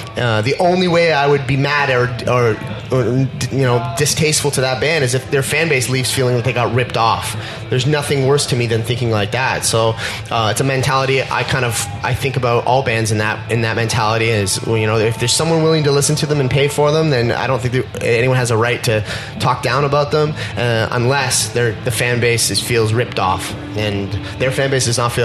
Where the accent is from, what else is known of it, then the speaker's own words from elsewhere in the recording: Canada; being that we're Canadian